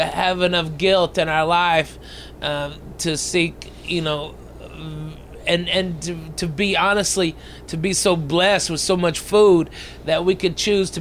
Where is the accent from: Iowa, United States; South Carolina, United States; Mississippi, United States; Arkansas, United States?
Arkansas, United States; Growing up in Arkansas